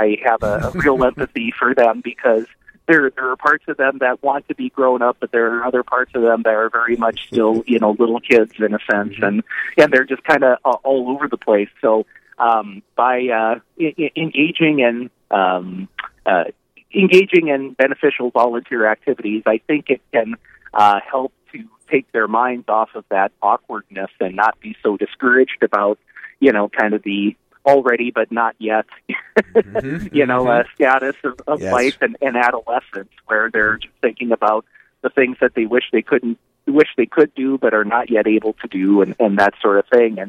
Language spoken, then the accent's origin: English; Napoleon, United States; the community that I grew up in Napoleon